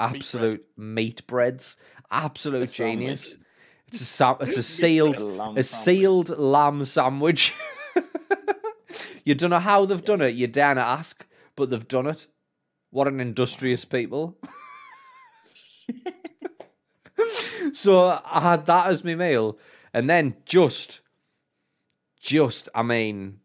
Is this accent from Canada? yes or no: no; Sunderland, North East England, United Kingdom; We are all from Sunderland South, the best side of the water